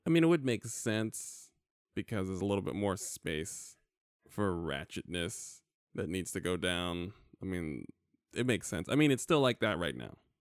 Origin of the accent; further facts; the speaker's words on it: New York, United States; now in California, United States; growing up in New York